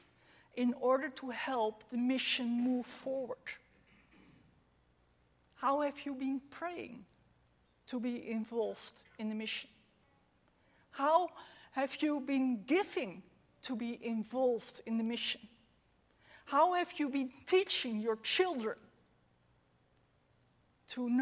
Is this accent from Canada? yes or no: no; Netherlands; We are in Europe. We are from the Netherlands